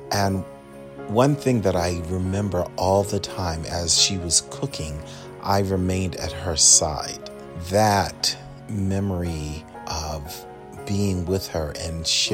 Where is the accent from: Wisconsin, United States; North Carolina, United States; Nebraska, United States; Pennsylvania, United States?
Pennsylvania, United States; Philadelphia; now in Michigan, United States; growing up in Philadelphia, which is where I'm from